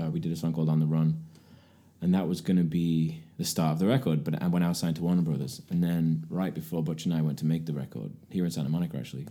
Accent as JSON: {"language": "English", "area": "near Manchester", "region": "North West England", "country": "United Kingdom", "tie": "born or raised there", "also_born_or_lived": "Aberdeen, Scotland / Brighton / London / New York", "moved": "as an adult", "lives_now": "Los Angeles, United States", "said": "I was born in Aberdeen in Scotland. Grew up near Manchester."}